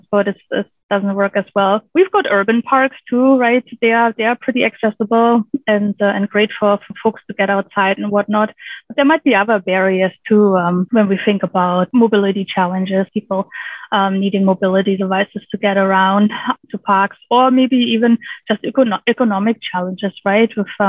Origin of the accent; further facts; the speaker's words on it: Germany; now in British Columbia, Canada; I grew up on a farm in rural in Germany, rural Germany, and really close to the Baltic Sea